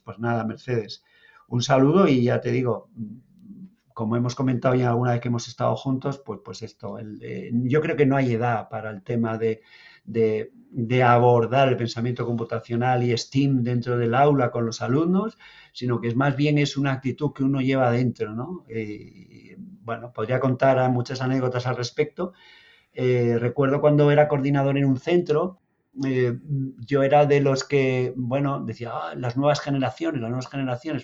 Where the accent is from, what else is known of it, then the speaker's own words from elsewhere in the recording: Asturias, Spain; moved away as an adult; now in Lanzarote, Spain; no hablo canario, ¿vale? Soy, bueno, soy asturiano, vengo de Asturias, llevo aquí 11 años ya